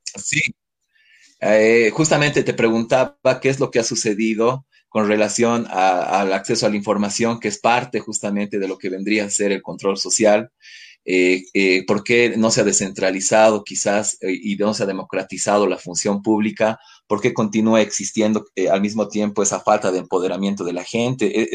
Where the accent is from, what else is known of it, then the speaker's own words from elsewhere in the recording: Bolivia; nosotros como bolivianos